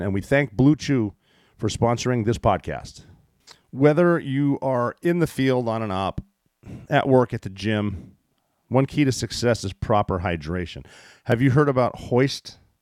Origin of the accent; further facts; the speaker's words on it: United States; I was born here